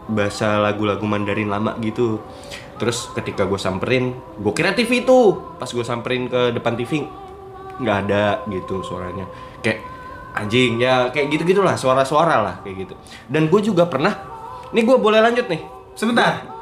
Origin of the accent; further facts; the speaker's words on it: Kalimantan, Indonesia; gua gua gua orang Kalimantan uh, dan gue pernah di, tinggal di Kalimantan tuh sekolah doang sih gitu.